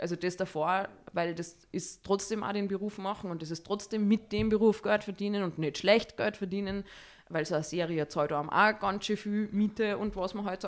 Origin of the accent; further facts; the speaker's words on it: Salzburg, Austria; ich komme aus Salzburg ich bin 35 Jahre alt und ich bin Schauspielerin